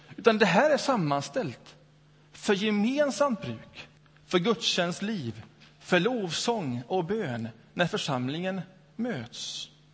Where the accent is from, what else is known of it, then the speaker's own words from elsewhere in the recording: Öckerö, Västra Götaland, Sweden; moved away; Min tonårsperiod upp, upp, växte jag upp ute på Öckerö i Göteborgs norra skärgård. Några år där.